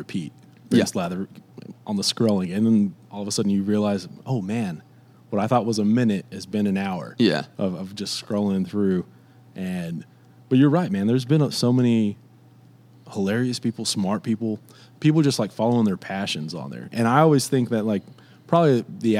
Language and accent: English; Fort Stockton, Texas, United States; I'm from Fort Stockton.